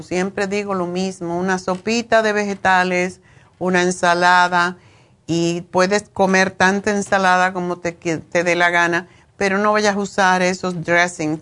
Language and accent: Spanish; Cuba; yo soy cubana y esto se come mucho en Cuba